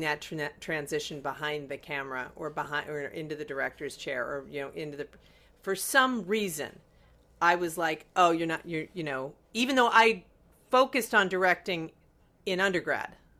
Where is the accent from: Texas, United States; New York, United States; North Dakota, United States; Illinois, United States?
Illinois, United States; Chicago; born or raised there